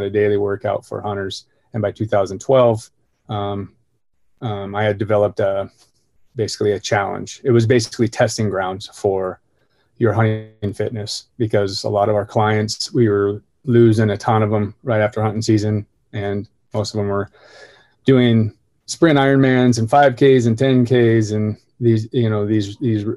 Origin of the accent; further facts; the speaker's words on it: Bonners Ferry, Idaho, United States; I was born in North Idaho, small town called Bonner's Ferry